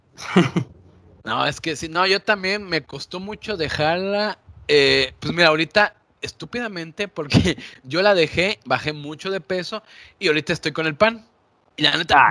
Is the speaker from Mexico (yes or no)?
yes; Mexico; now in Veracruz, Mexico; a mí como mexicano